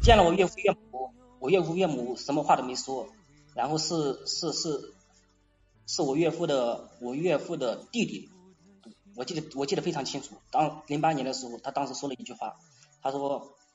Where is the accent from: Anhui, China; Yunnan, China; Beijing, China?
Anhui, China; 因为我我是安徽的